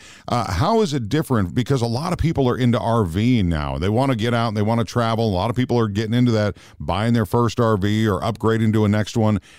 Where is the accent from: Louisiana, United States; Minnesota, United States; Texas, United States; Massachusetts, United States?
Minnesota, United States; I grew up in Minnesota